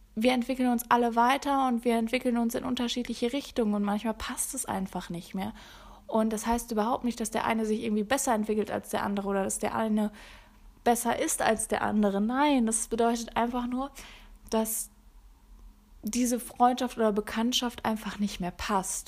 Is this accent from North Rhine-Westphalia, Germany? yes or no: yes; Sauerland, North Rhine-Westphalia, Germany; moved away; Ich bin auf dem Land groß geworden genauer gesagt in einem 95 Einwohnerdorf. Ja, 95. Super klein. Und vielleicht sagt das dem einen oder anderen was aus Nordrhein-Westfalen, dem schönen Sauerland